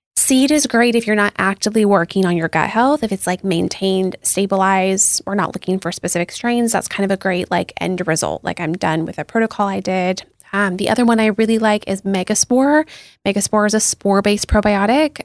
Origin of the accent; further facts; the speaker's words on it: Seattle, Washington, United States; I grew up in Seattle